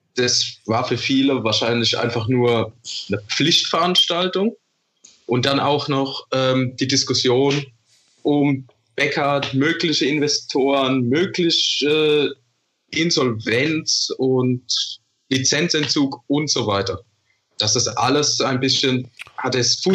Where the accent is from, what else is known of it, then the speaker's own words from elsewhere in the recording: Vorderpfalz, Rhineland-Palatinate, Germany; Ich komme aus der Vorderpfalz